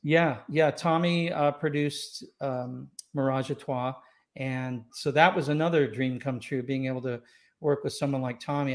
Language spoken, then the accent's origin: English; Los Angeles, California, United States; also born or lived in Scotland / Tampa / Escondido; now in Rancho Santa Fe, United States; I grew up in Los Angeles. I was born in Scotland. I grew up in Los Angeles